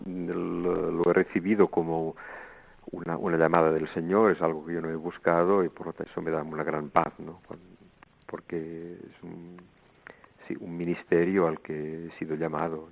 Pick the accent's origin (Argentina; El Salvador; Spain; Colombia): Spain; El Vendrell, Catalonia; moved away as an adult; also born or lived in Montserrat; now in Greece; yo nací en un pueblo que se llama Vendrell, cerca de Tarragona